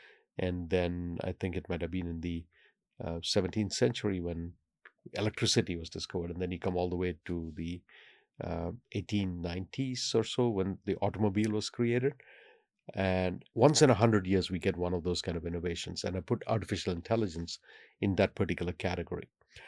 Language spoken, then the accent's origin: English; India; I happen to speak five by an accident of fate because I grew up in India where you're forced to learn many languages.